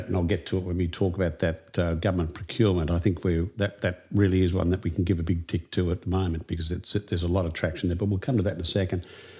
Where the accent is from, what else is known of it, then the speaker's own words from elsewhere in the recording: Queensland, Australia; It's my home state